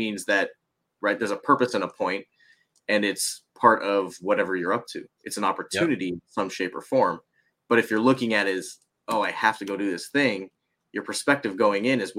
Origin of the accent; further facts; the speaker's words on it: United States; I'm Japanese American